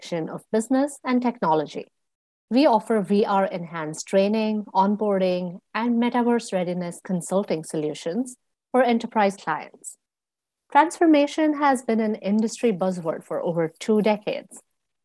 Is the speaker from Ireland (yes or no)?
no; India; moved away as an adult; also born or lived in United States; I grew up in India and so learning there looked very different compared to when I was a grad student in the US